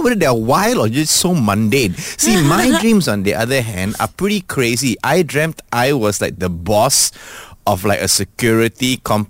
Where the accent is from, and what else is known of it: Malaysia